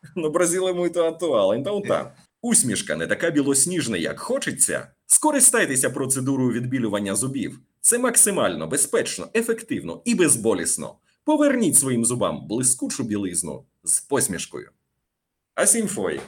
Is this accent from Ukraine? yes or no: yes; Ukraine; Portuguese is a second language; moved away as an adult; also born or lived in Russia; now in Rio de Janeiro, Brazil; sou da Ucrânia